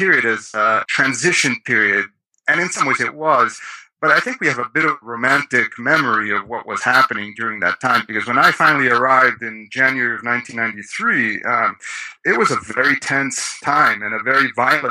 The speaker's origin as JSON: {"language": "English", "town": "Rome", "region": "Lazio", "country": "Italy", "tie": "born or raised there", "said": "I was born in Rome, Italy, and grew up there"}